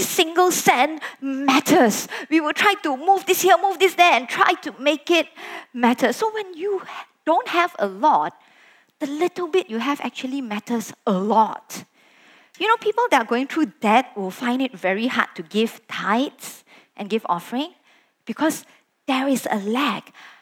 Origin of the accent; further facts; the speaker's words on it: Sabah, Malaysia; moved away as an adult; also born or lived in Kuala Lumpur, Malaysia; I was from Sabah, I came over to study in KL at that point